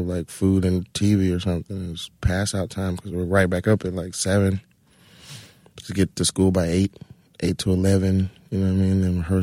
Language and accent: English; Atlanta, Georgia, United States; moved away as an adult; also born or lived in California; now in New York, United States; I'm from Atlanta